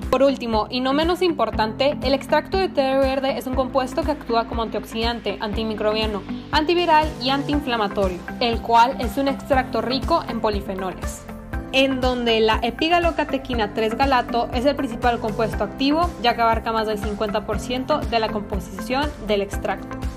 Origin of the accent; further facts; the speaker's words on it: Baja California, Mexico; Soy originaria de Baja California